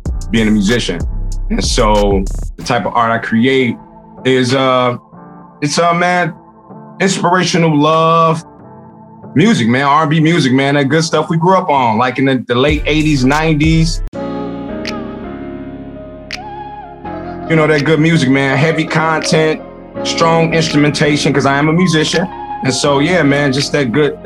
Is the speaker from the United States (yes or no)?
yes; Chicago, Illinois, United States; growing up in Roseland